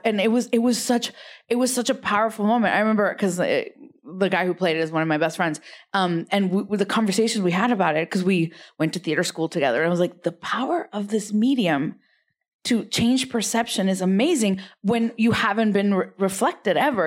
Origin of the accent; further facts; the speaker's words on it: Rio Grande Valley, South Texas, United States; accent: immigrant accent; now in West Hollywood, United States; I'm from South Texas. I'm not from, uh, East L A. Yeah, R G B, Rio Grande Valley